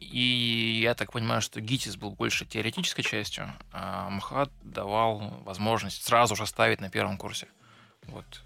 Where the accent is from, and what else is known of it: Tyumen, Tyumen Oblast, Russia; moved away